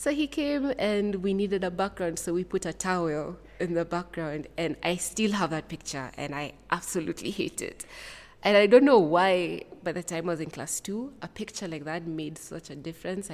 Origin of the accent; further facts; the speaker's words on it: Rongai, Kajiado County, Kenya; also born or lived in Eldoret, Kenya; now in Nairobi, Kenya; I'm from Nairobi, Kenya. Though I think I'd say now I'm in Nairobi, Kenya, because I'm from Rongai. Born in Eldoret, then moved most of my life, lived in Rongai